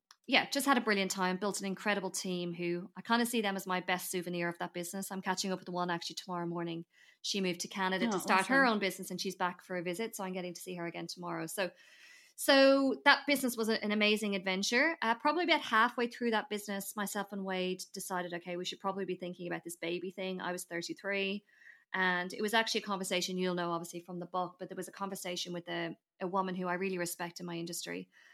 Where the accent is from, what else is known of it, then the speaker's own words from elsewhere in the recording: Ireland; moved away as an adult; now in Australia; So I am obviously originally from Ireland, for anyone who you know, one day I feel like I'll say that and people go, no way, you sound Australian. So I arrived in Australia 10 years ago this year